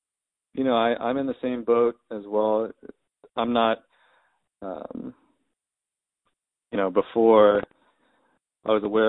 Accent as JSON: {"language": "English", "country": "United States", "said": "my experience being Japanese American is much different than someone who is black in America."}